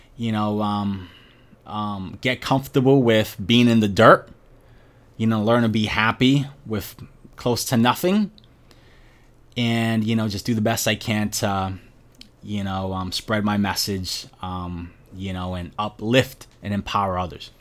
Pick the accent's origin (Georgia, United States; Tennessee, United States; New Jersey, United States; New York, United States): New York, United States; New York City; born and raised in Brooklyn, New York